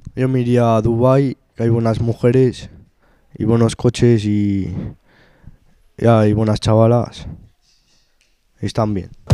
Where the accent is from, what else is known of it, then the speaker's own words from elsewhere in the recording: Spain; also born or lived in Arnedo (family origin); soy de España y vivo aquí.